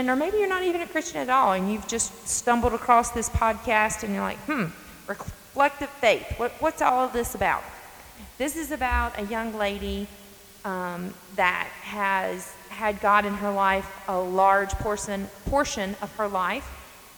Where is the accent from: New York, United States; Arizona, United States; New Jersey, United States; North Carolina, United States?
North Carolina, United States; I'm from North Carolina. I'm sure many of you can catch up on my accent.